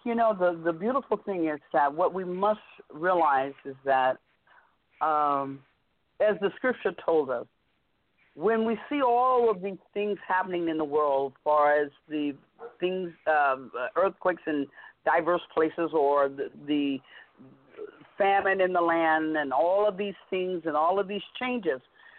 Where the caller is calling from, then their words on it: Vallejo, California, United States; I'm calling from Vallejo.